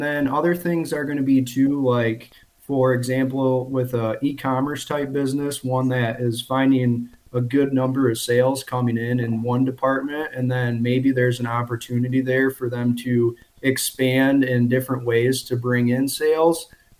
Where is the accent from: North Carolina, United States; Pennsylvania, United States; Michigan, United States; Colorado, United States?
Michigan, United States; Okay. So yeah, I am from Michigan. I live in the Saginaw Bay region, 26 years old, and I'm actually self-employed.